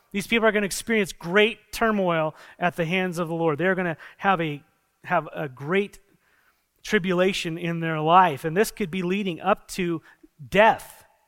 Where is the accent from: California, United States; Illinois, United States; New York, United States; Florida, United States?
California, United States; San Diego; I come from San Diego, and there's a lot of sea